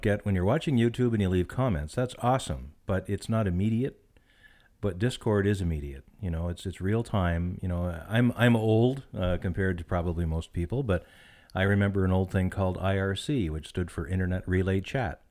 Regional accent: Canada; being a Canadian person

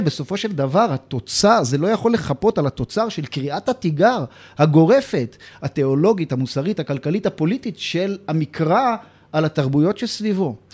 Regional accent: Jerusalem, Jerusalem District, Israel; גדלנו באותו בית גידול ציוני דתי של... אה, נתיב מאיר כספינת הדגל של אה, הציונות הדתית, והאזור הזה של קטמון רחביה

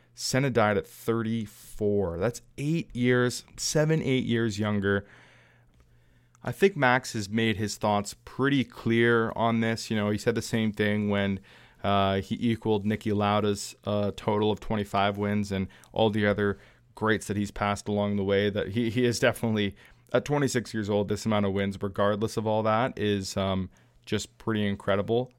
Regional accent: Canada; my home country

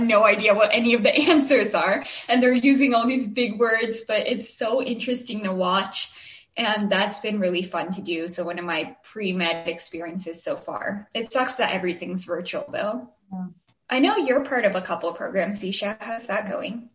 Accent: Chandler, Arizona, United States; we're from Chandler

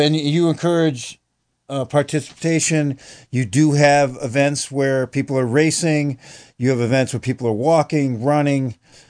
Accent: Jamestown, United States; moved away; There's a Jamestown Strider Club in my hometown.

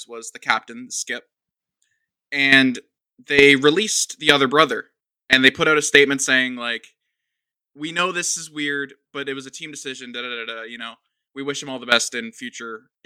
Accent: Canada; as a Canadian

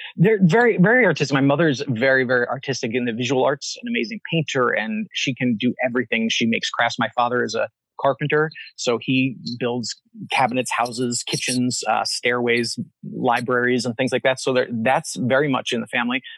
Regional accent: Pennsylvania, United States; also born or lived in Long Island, New York / New York City / Philadelphia; I was raised in a very religious family, Reformed Baptist in the United States, so mostly in Pennsylvania, born uh, on Long Island, so just outside of New York City. And then um, most of my life spent in Pennsylvania

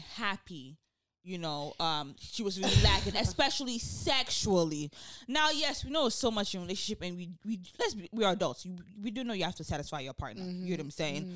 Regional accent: Nigeria; moved away; also born or lived in South Side (Chicago), United States; I am Nigerian and I grew up in Nigeria as well.

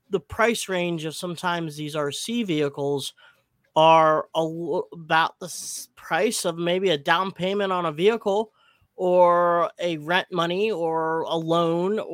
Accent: Philippines; I'm Filipino

